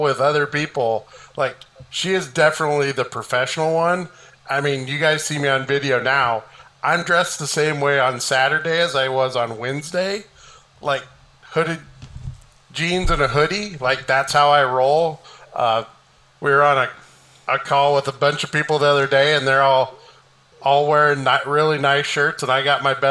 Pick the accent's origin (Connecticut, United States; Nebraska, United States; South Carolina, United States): Nebraska, United States; Tilden; born or raised there